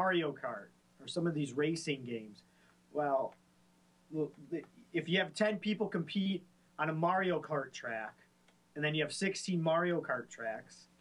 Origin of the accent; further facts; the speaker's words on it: Michigan, United States; we are from Michigan.